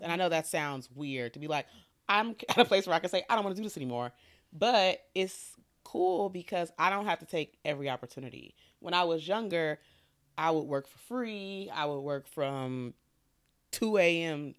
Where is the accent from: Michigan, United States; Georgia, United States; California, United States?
Michigan, United States; Detroit; I grew up in Detroit